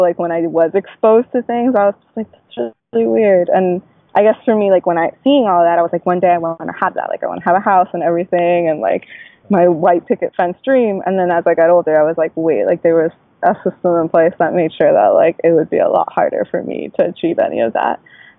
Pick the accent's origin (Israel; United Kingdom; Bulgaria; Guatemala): Guatemala; And I was just like, no, I'm Latina. Like, I'm from Guatemala.